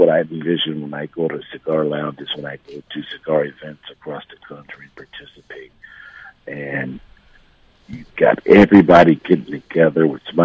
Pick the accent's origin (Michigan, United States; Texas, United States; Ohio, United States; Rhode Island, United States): Michigan, United States; Detroit; Michigan, my hometown.